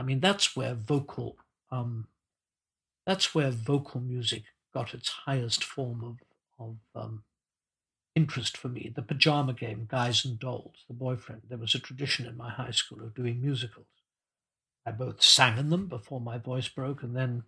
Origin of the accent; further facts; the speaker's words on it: Zimbabwe; moved away; I grew up in Rhodesia in Africa, where there was very little vocal tradition